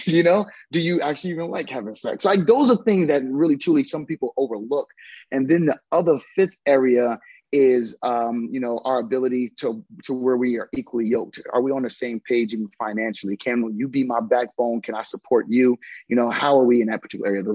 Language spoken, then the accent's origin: English; New Brunswick, New Jersey, United States; I'm from New Brunswick